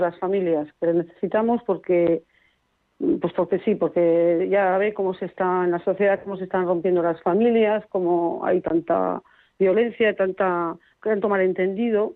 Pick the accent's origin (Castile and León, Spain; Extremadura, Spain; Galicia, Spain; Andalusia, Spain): Castile and León, Spain; Burgos; yo soy de Burgos